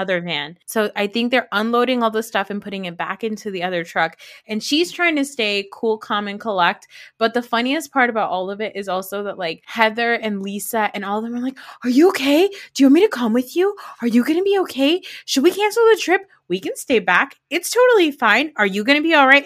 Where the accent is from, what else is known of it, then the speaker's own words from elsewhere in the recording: New Jersey, United States; I'm not even Italian. I'm just from New Jersey